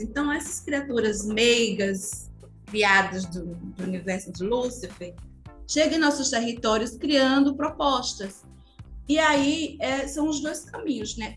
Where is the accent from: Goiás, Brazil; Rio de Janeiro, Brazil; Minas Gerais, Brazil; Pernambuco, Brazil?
Pernambuco, Brazil; Pankararu people, Sertão Pernambucano; sou indígena, sou do povo Pancararu, venho do Bimacatinga